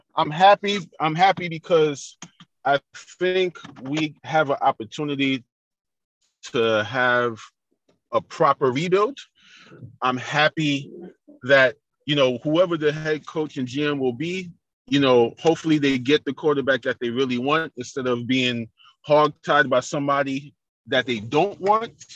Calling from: New York City, New York, United States; I'm calling from Queens, New York

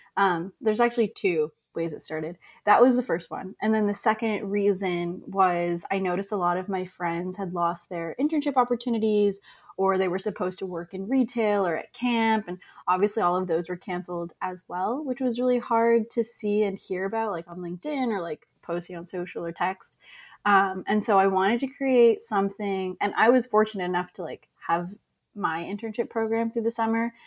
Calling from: Boston, Massachusetts, United States; also born or lived in Long Island; I'm calling from Long Island right now. Usually I'm in Boston

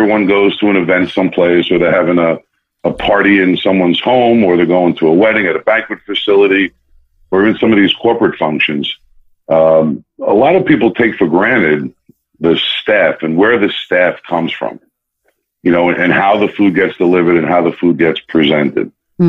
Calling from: New Jersey, United States; I am calling in from New Jersey, the northern part of the country

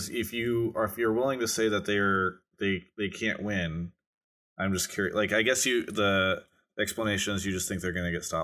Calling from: Fort Myers, Florida, United States; Calling from Fort Myers, Florida.

